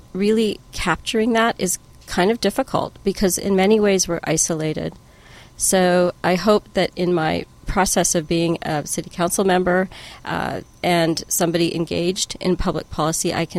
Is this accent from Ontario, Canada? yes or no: no; Prince George, British Columbia, Canada; moved away as an adult; now in Seattle, United States; growing up in Prince George, British Columbia in Canada, one of three girls to a South Asian family